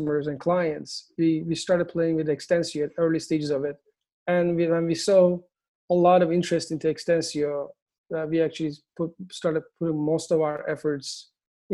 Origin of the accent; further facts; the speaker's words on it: Istanbul, Turkey; English is a second language; moved away as an adult; now in United States; I'm originally from Turkey. I moved to the US in 2003